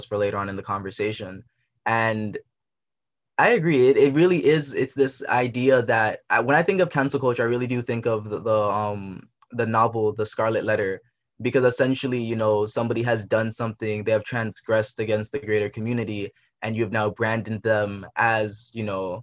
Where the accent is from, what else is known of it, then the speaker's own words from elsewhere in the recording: Jamaica; I'm from Jamaica